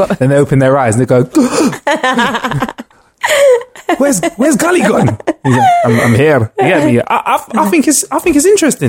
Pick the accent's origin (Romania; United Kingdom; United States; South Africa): United Kingdom; Yorkshire; accent: Yorkshire; I'll always do my Yorkshire accent and you'll always do your Southern accent.